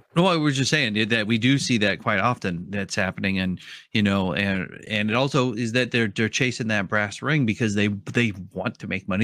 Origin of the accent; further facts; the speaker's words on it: Oregon, United States; I'm from Oregon